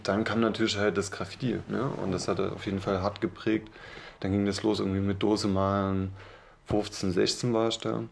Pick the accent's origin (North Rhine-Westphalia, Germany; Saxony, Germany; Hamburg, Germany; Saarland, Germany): Saxony, Germany; Chemnitz; now in Leipzig, Germany; ursprünglich komme ich aus Chemnitz